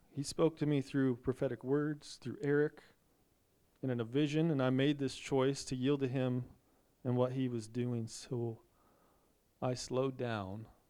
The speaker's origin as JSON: {"language": "English", "country": "United States"}